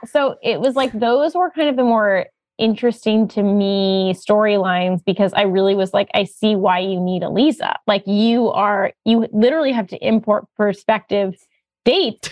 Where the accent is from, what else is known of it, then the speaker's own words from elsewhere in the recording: United States; as an American Jew